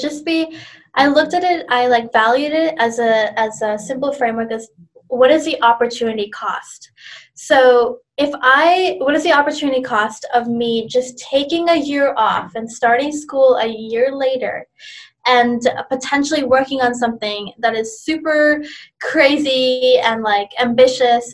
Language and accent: English; Canada; also born or lived in India; I was born in India. I was an immigrant when I came to Canada when I was 7 years old with my family